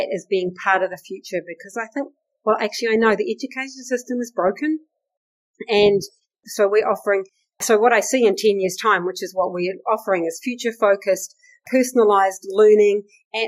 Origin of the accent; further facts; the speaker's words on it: Takaka, Tasman, New Zealand; My hometown, Golden Bay, Takaka, paradise.